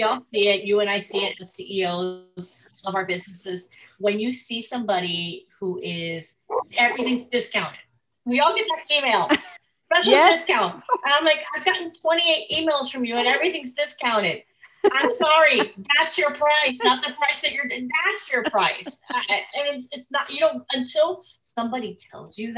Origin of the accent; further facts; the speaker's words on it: Miami, Florida, United States; I grew up in Miami, Florida